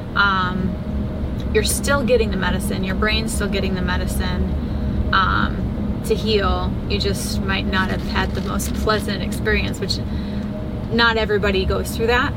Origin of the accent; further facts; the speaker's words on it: Chicago, Illinois, United States; I'm from Chicago.